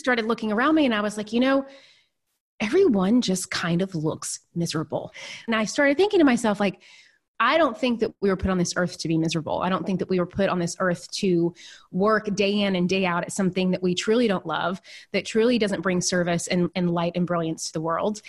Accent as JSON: {"language": "English", "town": "Nashville", "region": "Tennessee", "country": "United States", "tie": "born or raised there", "also_born_or_lived": "New York City", "moved": "as an adult", "said": "I'm originally from a really small town in Tennessee, and then I grew up in Nashville"}